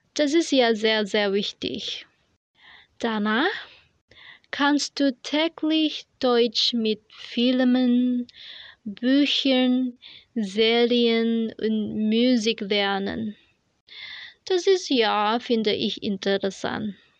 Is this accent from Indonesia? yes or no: yes; Indonesia; German is a second language; aus Indonesien